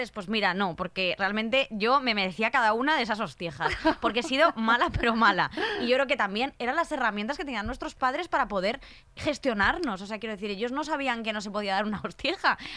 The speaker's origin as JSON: {"language": "Spanish", "town": "Madrid", "region": "Community of Madrid", "country": "Spain", "tie": "born or raised there", "said": "Yo soy de Moratalaz también, claro, es que no lo he dicho antes por no hacerme la guay, pero, soy de Moratalaz, claro."}